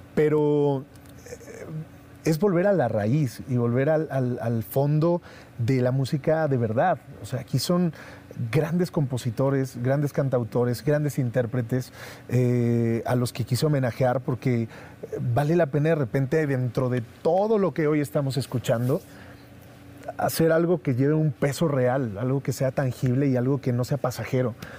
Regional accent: Mexico

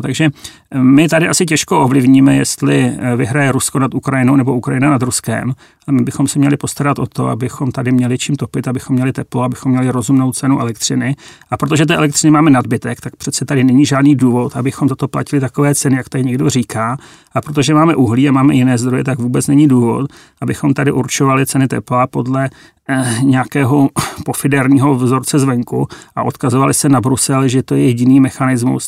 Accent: Czechia; my jako Češi

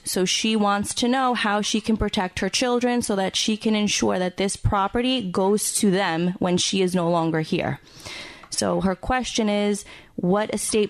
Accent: Floral Park, New York, United States; also born or lived in Howard Beach, Queens; I grew up in Floral Park, which is on the border of Nassau County and Queens. And I now live in Howard Beach, Queens.

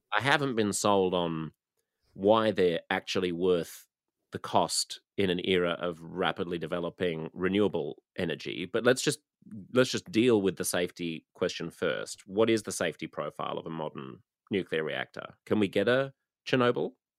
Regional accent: Australia; as an Australian

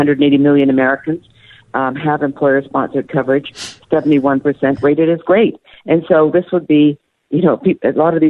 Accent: Canada; now in United States; I'm Canadian. I grew up under single payer.

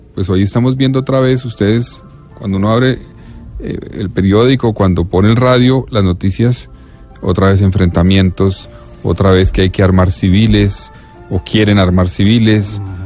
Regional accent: Colombia; yo soy de Colombia

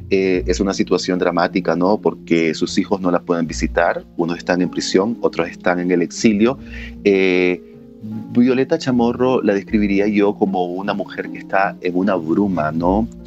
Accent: Nicaragua; moved away as an adult; la noche que yo salí de Nicaragua, precisamente estaba tomando una copa en el jardín de mi casa

